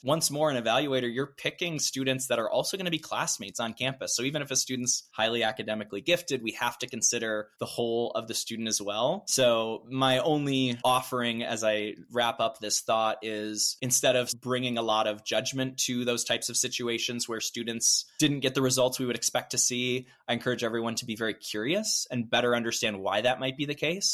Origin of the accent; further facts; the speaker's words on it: Midwest, United States; as a Midwesterner